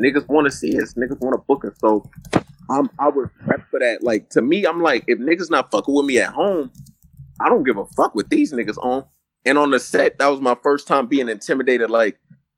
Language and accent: English; San Francisco, California, United States; I'm from the Bay